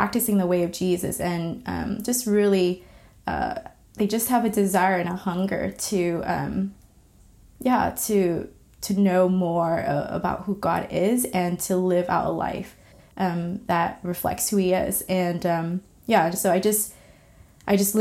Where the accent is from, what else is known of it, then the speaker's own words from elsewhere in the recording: California, United States; also born or lived in Vietnam; my family and I moved to the States, specifically to the state of California, and I grew up there